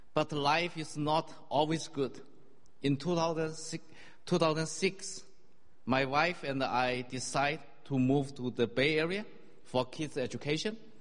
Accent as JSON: {"language": "English", "country": "China", "tie": "born or raised there", "also_born_or_lived": "Singapore", "moved": "as an adult", "said": "I grew up in China"}